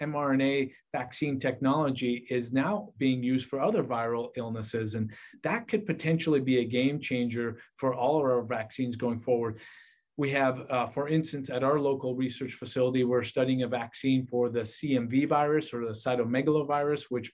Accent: Portland, Oregon, United States; moved away as an adult; also born or lived in Vancouver, Washington / Philadelphia, Pennsylvania / Washington, D.C.; now in Hattiesburg, United States; Originally, I'm from Portland, Oregon

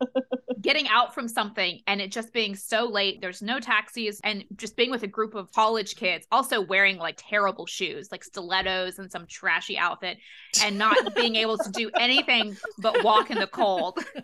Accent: United States; also born or lived in London; being an American student abroad

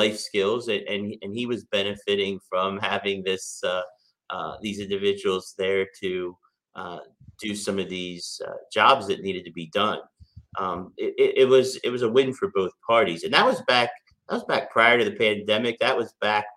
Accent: York, Pennsylvania, United States; we had a Country Inn & Suites in York, Pennsylvania, my hometown

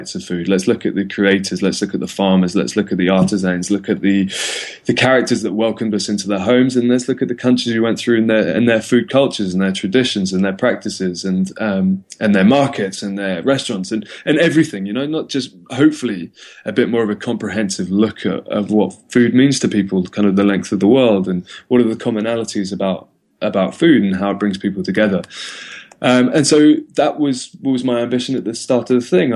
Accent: London, United Kingdom; moved away as an adult; also born or lived in Cape Town, South Africa; I'm from London

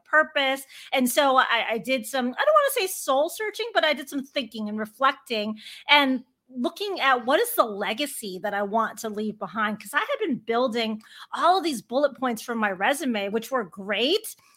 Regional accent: Chicago, Illinois, United States; I grew up a sports girl growing up in Chicago

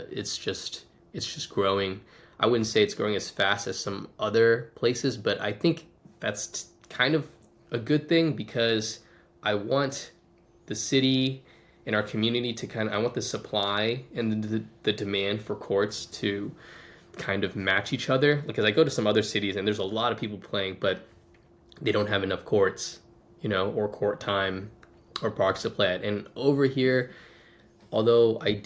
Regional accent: Washington, District of Columbia, United States; moved away as an adult; now in Tulsa, United States; I'm originally from Washington, D.C.

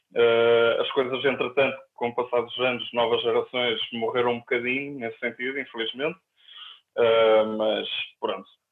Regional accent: Ovar, Aveiro District, Portugal; now in Porto, Portugal; quando eu era adolescente, em Ovar

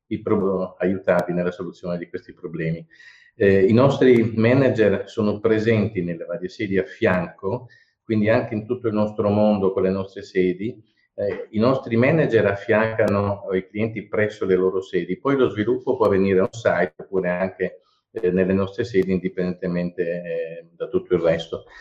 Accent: Bari, Apulia, Italy; moved away as an adult; essendo io nato a Bari, quindi eh, laureato a Bari e poi emigrato

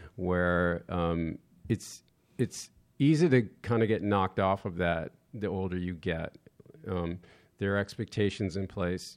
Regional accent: Westport, Connecticut, United States; I grew up in Westport, Connecticut

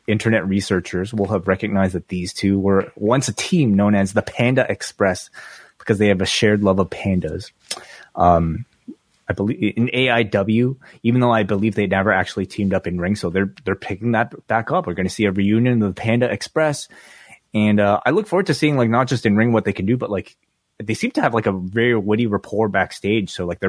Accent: Hong Kong; born there; I was born in Hong Kong, actually, so I shouldn't feel great about any of these guys.

